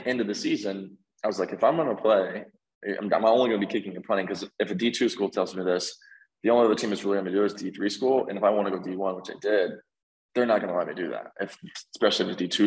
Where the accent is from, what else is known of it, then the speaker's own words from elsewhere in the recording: Collin County area, Texas, United States; went to a community college, Collin College, which was basically back in my hometown